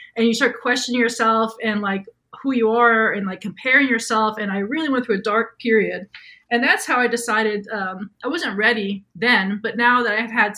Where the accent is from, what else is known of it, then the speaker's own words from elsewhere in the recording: New York, United States; I'm from New York, born and raised. I'm a horrible driver.